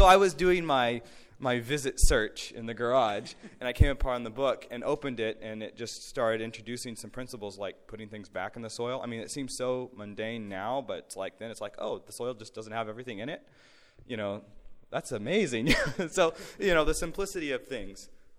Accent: Oklahoma, United States; So just to get an idea, we're from Oklahoma, of course

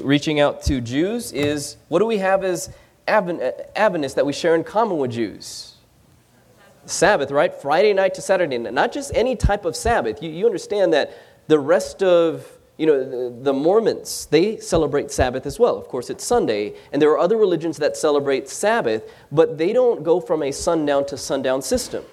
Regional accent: Philippines; we don't speak Chinese. We're Filipino.

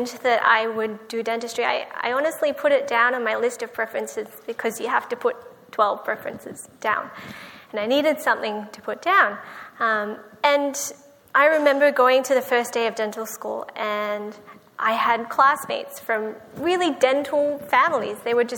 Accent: Australia; born or raised there; moved away as an adult; now in United States

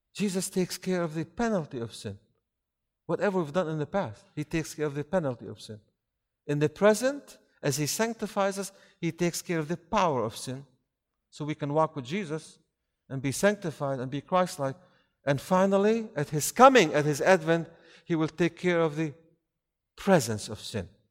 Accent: near Raqqa, Raqqa Governorate, Syria; Close to where I was born in Raqqa

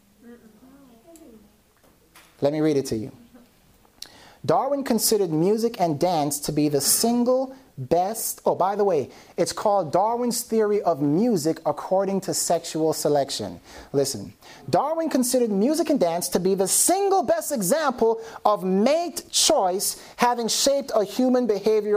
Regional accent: Jamaica; I'm Jamaican

